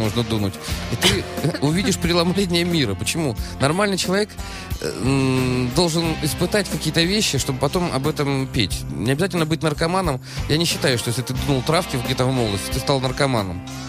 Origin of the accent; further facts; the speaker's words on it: Saint Petersburg, Russia; я из Питера